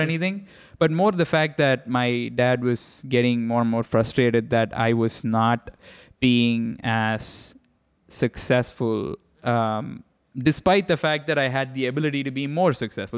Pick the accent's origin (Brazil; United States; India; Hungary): India; I grew up in India